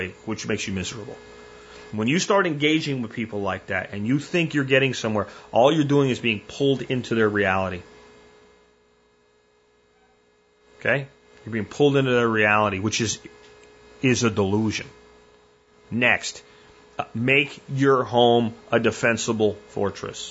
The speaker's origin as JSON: {"language": "English", "region": "Pennsylvania", "country": "United States", "tie": "born or raised there", "said": "When I grew up in Pennsylvania"}